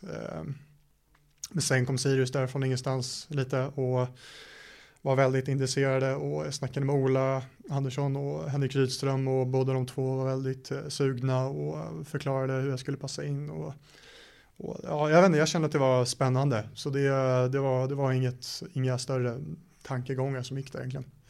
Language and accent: Swedish; Stockholm, Stockholm County, Sweden; also born or lived in United States; det är i Stockholm där jag är ifrån